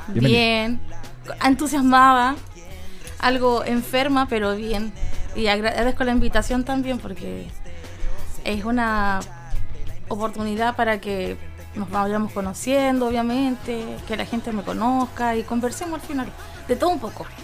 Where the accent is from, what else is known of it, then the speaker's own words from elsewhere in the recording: San Felipe, Valparaíso, Chile; yo nací en San Felipe y soy son Felipeña al 100%